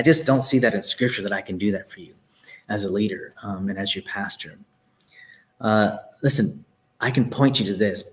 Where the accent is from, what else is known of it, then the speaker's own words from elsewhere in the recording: Texas, United States; I'm from Texas. There are streets, my parents live on a street uh, called Plantation Lane, okay? This is all around me growing up.